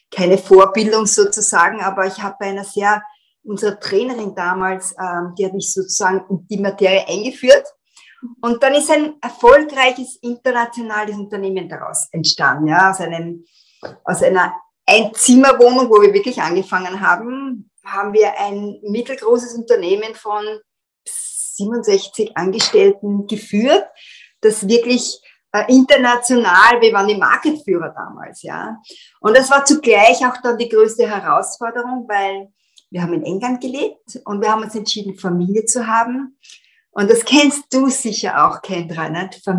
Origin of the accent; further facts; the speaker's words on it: Vienna, Austria; moved away as an adult; now in London, United Kingdom; also ich bin in Wien aufgewachsen, bin als ähm, mit meinem damaligen Tanzpartner unserer Leidenschaft gefolgt, nach